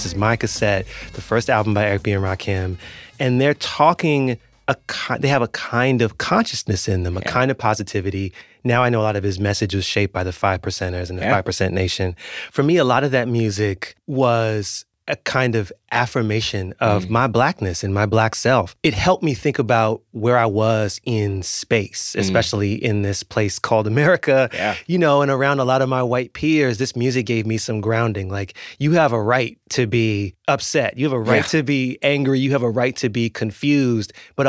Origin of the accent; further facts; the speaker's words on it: Washington, District of Columbia, United States; I grew up in Washington, D.C., and I grew up around go-go music and the D.C. punk rock scene